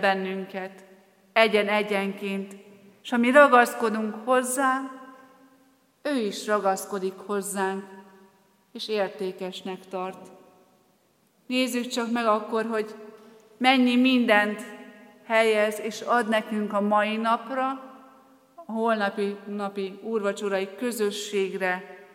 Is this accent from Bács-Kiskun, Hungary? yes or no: yes; Soltvadkert, Bács-Kiskun, Hungary; moved away as an adult; also born or lived in Debrecen / Borsod County; Soltatkerti származású vagyok, és még édesapám Soltatkerten is él, és Kiskunhalasra jártam középiskolába